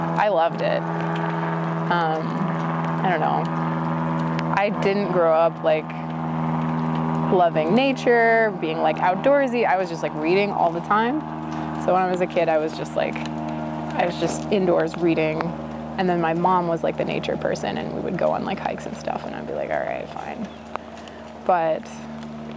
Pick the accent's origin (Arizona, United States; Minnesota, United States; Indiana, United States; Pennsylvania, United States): Minnesota, United States; moved away; also born or lived in Boston, Massachusetts; I'm from Minnesota. I don't come from like a wine drinking family.